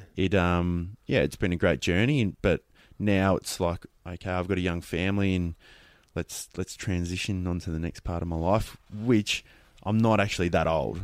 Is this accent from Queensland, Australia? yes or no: yes; Queensland, Australia; Being a Queenslander, I didn't, um, grow up playing football, so I, I played rugby league